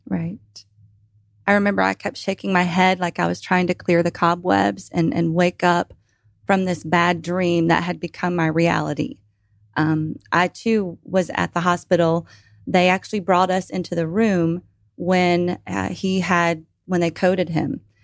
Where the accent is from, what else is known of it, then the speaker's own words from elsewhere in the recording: Atlanta, Georgia, United States; also born or lived in Lawrenceville, Georgia; originally from Atlanta, now residing outside of Lawrenceville, Georgia